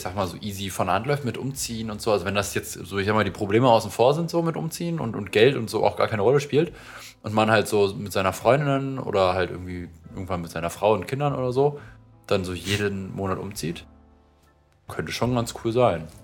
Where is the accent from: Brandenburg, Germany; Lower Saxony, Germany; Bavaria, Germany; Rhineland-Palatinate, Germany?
Brandenburg, Germany; Potsdam; born or raised there